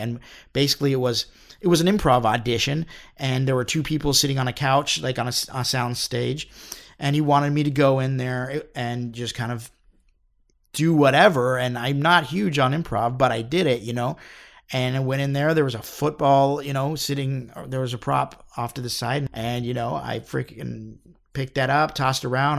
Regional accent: Phoenix, Arizona, United States; moved away as an adult; also born or lived in Los Angeles; I grew up in Phoenix

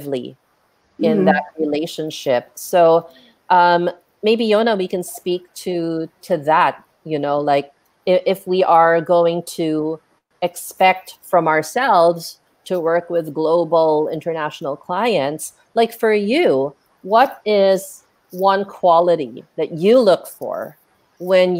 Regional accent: Philippines; our habits and behaviors as Filipino freelancers

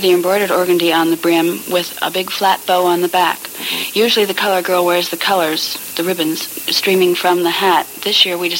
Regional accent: Bloomington, Illinois, United States; My hometown is Bloomington, Illinois

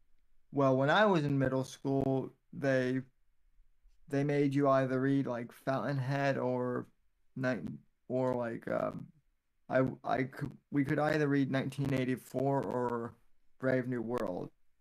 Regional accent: Colorado, United States; now in Florida, United States; when I was growing up in Colorado

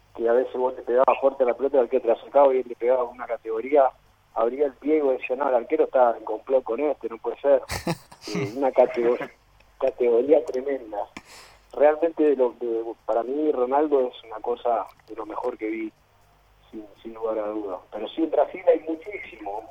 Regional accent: Rosario, Santa Fe, Argentina; now in Paraguay; yo soy argentino, eh, rosarino, eh, pero bueno, radicado ya en Paraguay hace bastante tiempo

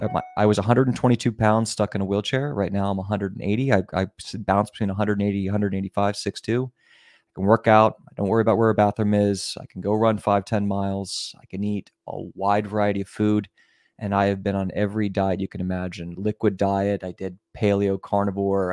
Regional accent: Virginia, United States; moved away; also born or lived in California / New York / Miami / Germany; I was raised in Virginia, in the middle of nowhere

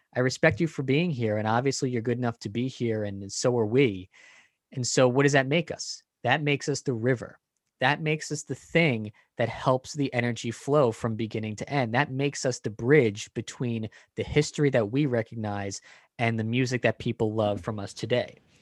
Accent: New York City, New York, United States; We are both from New York.

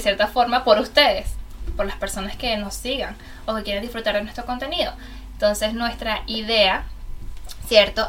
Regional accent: Venezuela; moved away as an adult; now in Germany; una venezolana en Alemania de eh, hace casi cinco años

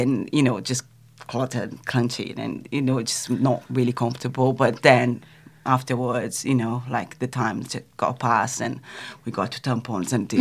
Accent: São Paulo, Brazil; moved away; I grew up in Brazil, in São Paulo.

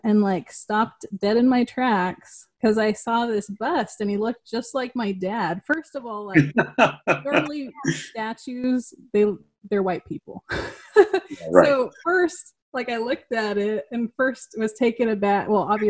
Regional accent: Pasco, Washington, United States; moved away as an adult; also born or lived in Kennewick, Washington; now in Austin, United States; I grew up in the Tri-Cities. And I had just recently bought a house in like South Kennewick.

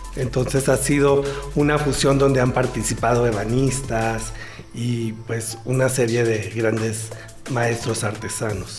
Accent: Mexico; tenemos como mexicanos

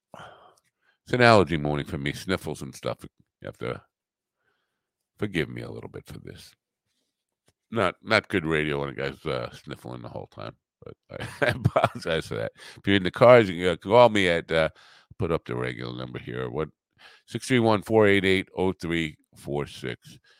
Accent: New York, United States; accent: New York; my New York accent

